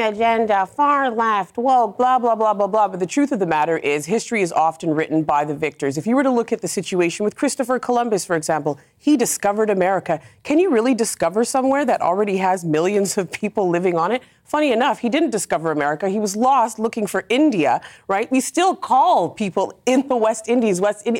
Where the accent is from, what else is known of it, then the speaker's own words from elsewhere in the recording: Canada; now in United Kingdom; I came here as a Canadian immigrant